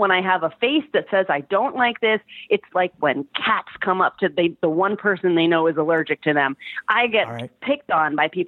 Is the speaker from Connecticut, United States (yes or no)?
yes; Trumbull, Connecticut, United States; I'm from Trumbull.